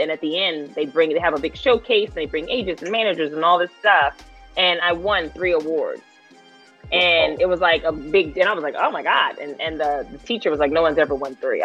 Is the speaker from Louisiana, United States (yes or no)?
yes; Louisiana, United States; moved away as an adult; now in Los Angeles, United States; growing up in Louisiana, I always felt like I was made for a bigger city